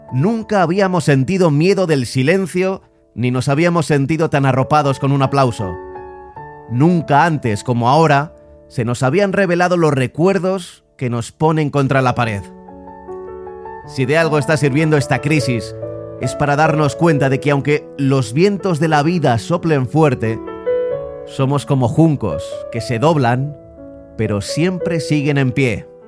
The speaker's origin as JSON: {"language": "Spanish", "town": "Bergamo", "region": "Lombardy", "country": "Italy", "second_language": "Spanish", "said": "Eh, yo soy de Bérgamo."}